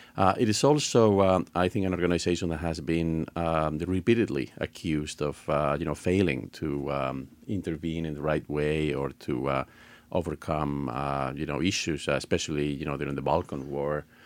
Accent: Spain; moved away; I'm originally from Spain

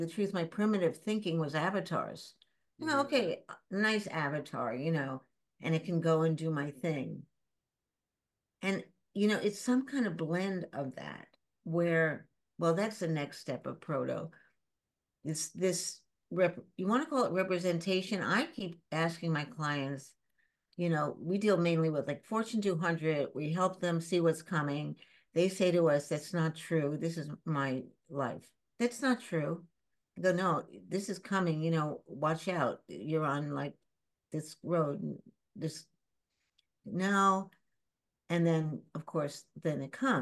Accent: New York City, New York, United States; also born or lived in Shanghai; I grew up in the East Village after Shanghai.

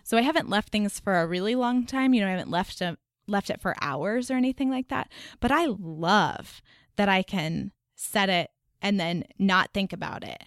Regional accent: Dallas, Texas, United States; now in North Carolina, United States; I grew up in Dallas

